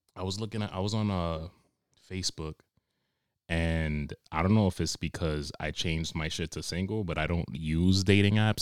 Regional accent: New York, United States; now in Cranston, United States; I'm originally from New York

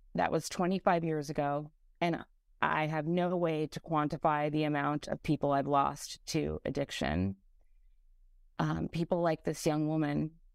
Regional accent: California, United States; now in New York City, United States; While I wa-, while I'm now in New York City, I was born and raised in California

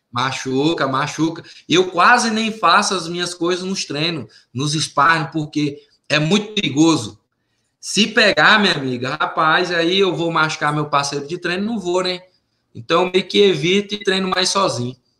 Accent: Tucumã, Pará, Brazil; moved away as an adult; also born or lived in Belém, Pará; now in Las Vegas, United States; da minha cidade, Tucumã, da minha região Laço do Pará, Redenção, Xingara, Conceição, São Félix, né, é, Orilândia, é, a minha região lá que é sul do Pará

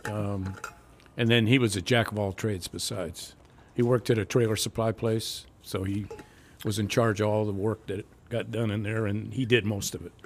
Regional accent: Los Angeles, California, United States; also born or lived in Long Beach, California; In the South Bay. Harbor City, just north of Peterhill, San Peterhill

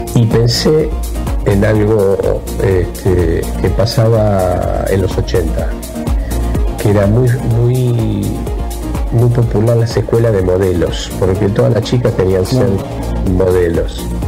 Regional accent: Argentina; somos los argentinos

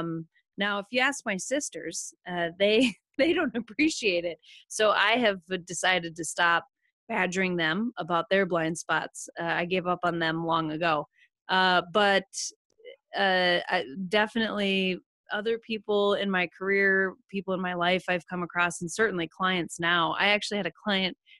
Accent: Western South Dakota, United States; moved away as an adult; also born or lived in Omaha, Nebraska; I grew up in Western South Dakota on a cattle ranch.

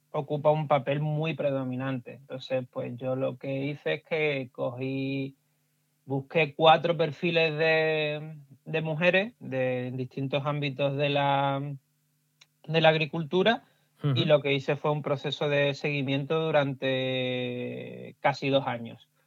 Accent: Huelva, Andalusia, Spain; las cooperativas de frutos rojos de, Huelva, que, es de donde yo soy, de la, zona

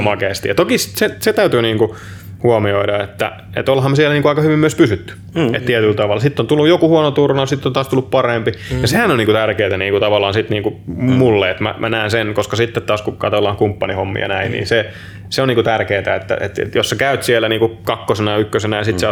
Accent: Finland; moved away; ollaan Suomesta

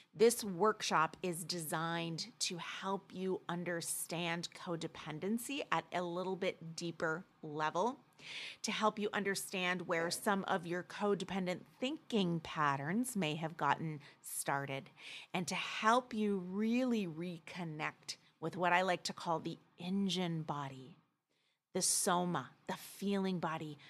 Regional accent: Midwest, United States; Being a mes-, Midwest girl

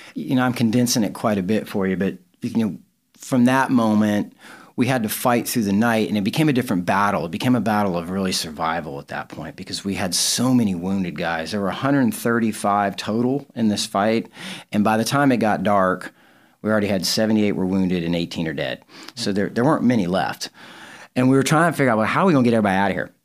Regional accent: the South, United States; I grew up in the South

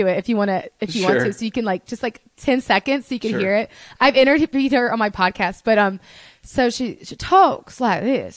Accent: Birmingham, Alabama, United States; accent: Southern; also born or lived in Los Angeles; now in Nashville, United States; growing up in Alabama, I told you it's a monoculture

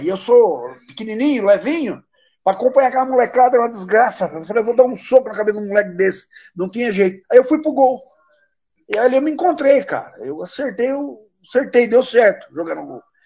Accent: Brazil; eu nasci no mato, nasci numa fazenda, cresci numa fazenda, moro em Baté, Baté hoje tem 40 mil habitantes

